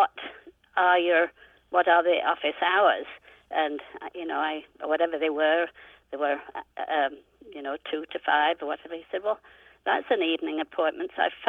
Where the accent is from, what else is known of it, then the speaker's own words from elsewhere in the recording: United Kingdom; moved away as an adult; also born or lived in New Orleans, United States; now in Oxford, Ohio, United States; I was born and raised in the UK, came to the US in 1967